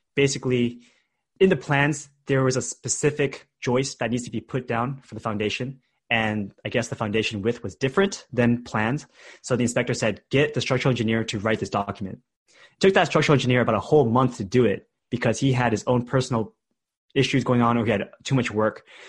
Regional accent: Bay Area, California, United States; I grew up in the Bay Area in a different city

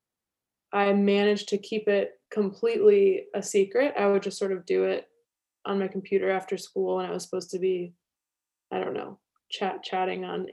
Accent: Washington, District of Columbia, United States; I grew up in Washington, D.C., just outside

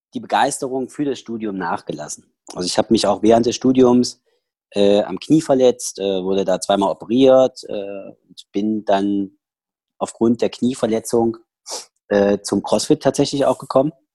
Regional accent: Saxony, Germany; accent: Saxon; also born or lived in Schneeberg / Bad Frankenhausen; now in Berlin, Germany; in diesen zweieinhalb Jahren ich meinen kompletten Dialekt, also dass ich dort meinen sächsischen Dialekt her habe und dass der nie wieder geht

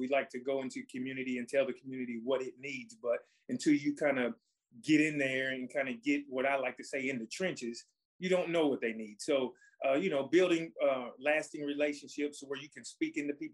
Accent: Cleveland, Tennessee, United States; I was raised by the people of Cleveland

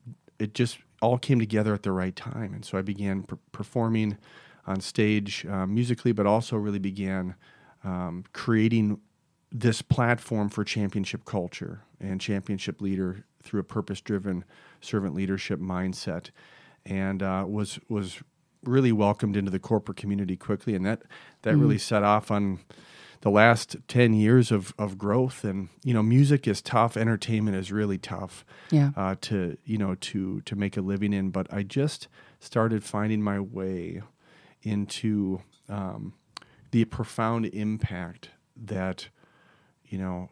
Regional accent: Hastings, Minnesota, United States; I'm a small town Minnesota boy. I grew up in Hastings, right on the Mississippi. It was an awesome place to grow up, hardworking people.

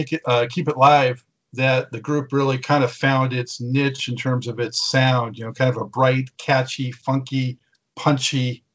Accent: West Coast, United States; I grew up on the West Coast

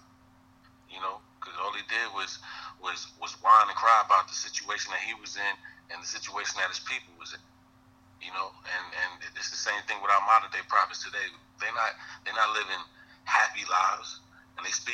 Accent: Mount Vernon, New York, United States; also born or lived in Yonkers, New York; I'm from Mount Vernon, the city next door

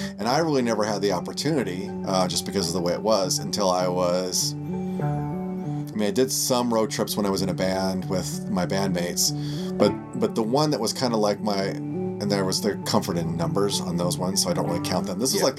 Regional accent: Idaho, United States; also born or lived in Nebraska / North Dakota; so I grew up in Nebraska and North Dakota, and then Idaho, ultimately.

